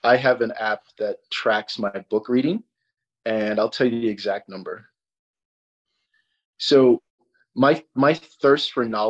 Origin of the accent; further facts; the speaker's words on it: Sierra Leone; moved away; I'm from Africa. I'm from Sierra Leone, which is on the equator